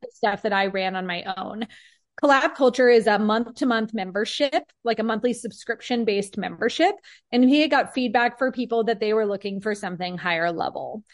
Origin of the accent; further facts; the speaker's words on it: Peoria, Arizona, United States; I have been born and raised in Peoria, which is a city that I still live in now